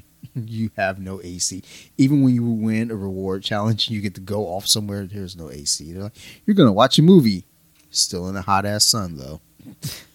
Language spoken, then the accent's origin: English; Detroit, Michigan, United States; I'm from Detroit